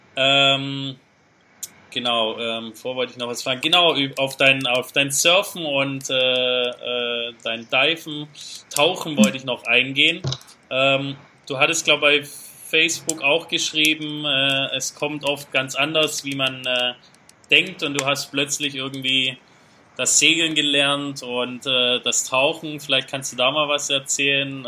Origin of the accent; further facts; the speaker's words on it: Germany; als, als Deutsche oder auch Europäer so, ja. so von klein auf so getrimmt sind